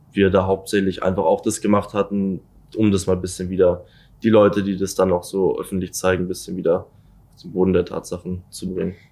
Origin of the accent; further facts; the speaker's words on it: Munich, Bavaria, Germany; ich bin in München geboren und wohne auch schon seit immer in München